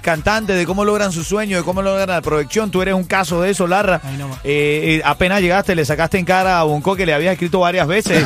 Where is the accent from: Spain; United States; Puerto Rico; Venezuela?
Venezuela; como venezolano